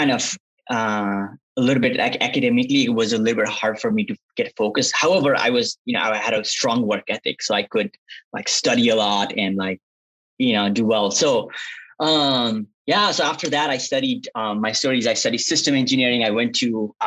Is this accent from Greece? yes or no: no; western Nepal, Nepal; moved away as an adult; also born or lived in Kathmandu, Nepal; now in United States; I grew up in Nepal in a small town called Budol. It's the western part of Nepal